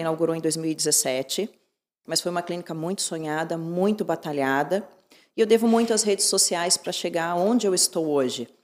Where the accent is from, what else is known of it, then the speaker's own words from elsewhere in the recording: Curitiba, Paraná, Brazil; also born or lived in Santos, Brazil; Curitiba é a cidade onde eu me criei e onde eu pretendo ficar